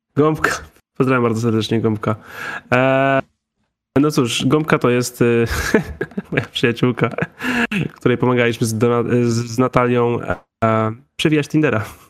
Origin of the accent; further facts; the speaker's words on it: Krzepice, Silesian Voivodeship, Poland; było jedno, jedna lodziarnia u mnie w Krzepicach